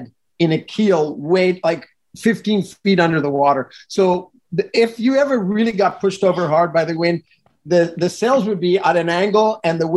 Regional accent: Montreal, Quebec, Canada; moved away; I'm originally from Montreal, Canada

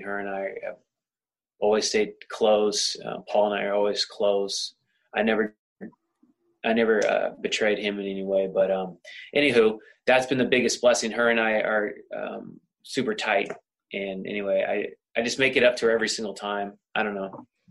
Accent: Sacramento, California, United States; moved away as an adult; now in Los Angeles, United States; born and raised in Sacramento

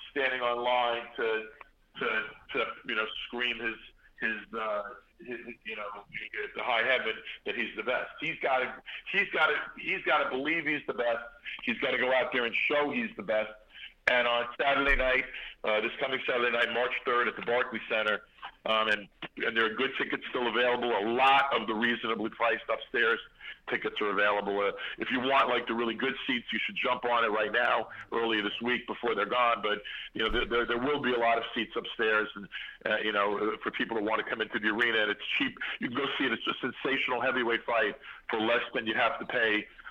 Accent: New York City, New York, United States; I come from Brooklyn

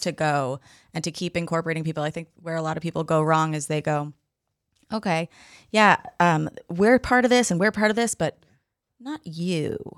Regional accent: New York City, New York, United States; I'm from the Upper East Side

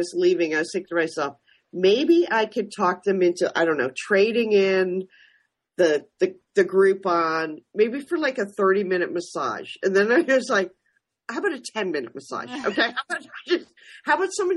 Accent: Portland, Oregon, United States; Southwest Portland, just a part of town

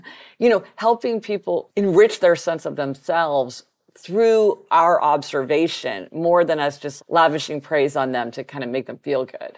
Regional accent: Kansas City, United States; growing up in Kansas City

